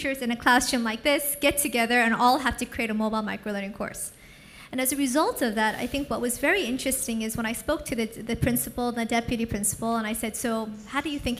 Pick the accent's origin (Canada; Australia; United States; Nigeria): United States; also born or lived in San Francisco; now in Singapore; I'm American, but I live in Singapore and San Francisco